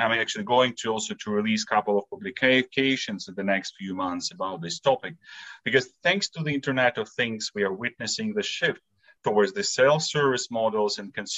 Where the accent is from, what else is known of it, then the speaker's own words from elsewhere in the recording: Latvia; now in Switzerland; I'm originally from Latvia, so a small Baltic country, you know, between the Lithuania and Estonia